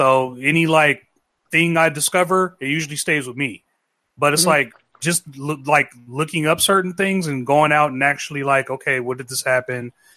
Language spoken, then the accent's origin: English; San Diego, California, United States; I'm from San Diego